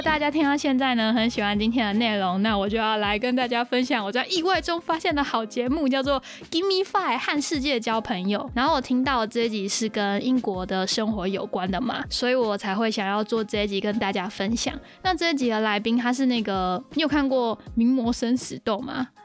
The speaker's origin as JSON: {"language": "Chinese", "region": "northern Taiwan", "country": "Taiwan", "said": "我也是北部人"}